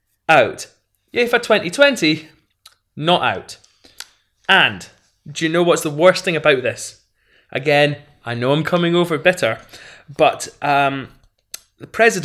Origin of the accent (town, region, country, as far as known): Scotland, United Kingdom